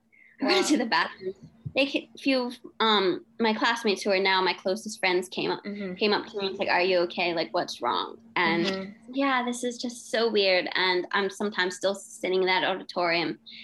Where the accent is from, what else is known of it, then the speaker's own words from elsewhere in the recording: Australia; also born or lived in Hong Kong; I was always going to go to school in either Australia or England because I am Australian and I love England.